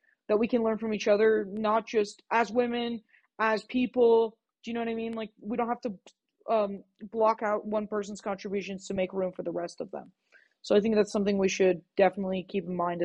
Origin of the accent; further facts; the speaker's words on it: Los Angeles, California, United States; moved away; I'm from Southern California.